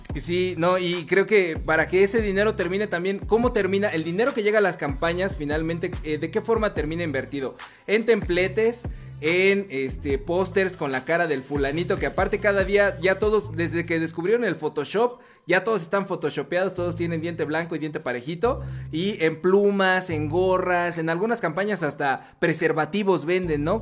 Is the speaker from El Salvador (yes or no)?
no; Chimalhuacán, State of Mexico, Mexico; de donde soy oriundo, ¿verdad? Este, soy de, la hermana República de Chimalhuacán